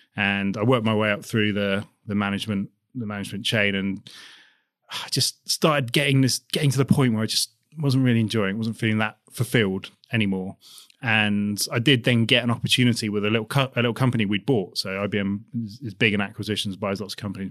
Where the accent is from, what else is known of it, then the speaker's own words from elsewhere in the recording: Basingstoke, South East England, United Kingdom; I grew up, I'm from, from Hampshire, just outside Basingstoke